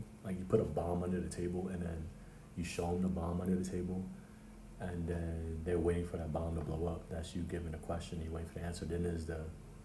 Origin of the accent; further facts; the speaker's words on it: New York City, New York, United States; also born or lived in Harlem; Born in Harlem, raised in the South Bronx, New York City